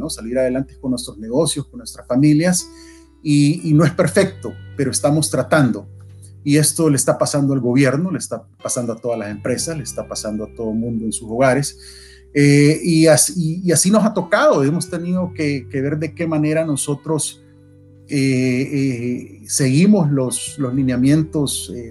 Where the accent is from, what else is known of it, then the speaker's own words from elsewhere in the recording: El Salvador; now in United States; yo eh, soy salvadoreño de nacimiento, 100%. Eh, viví en El Salvador hasta el principio de los 90. Al principio de los 90, nuestra familia inmediata, mis papás y mis hermanos, agarramos rumbo a Estados Unidos, aquí a Virginia, al condado de Prince William, buscando